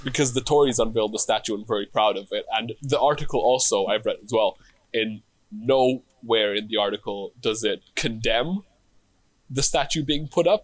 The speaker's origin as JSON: {"language": "English", "country": "Israel", "tie": "born or raised there", "also_born_or_lived": "Tel Aviv, Israel", "moved": "as an adult", "lives_now": "United Kingdom", "said": "I was born and I grew up in Israel up until I was about 22."}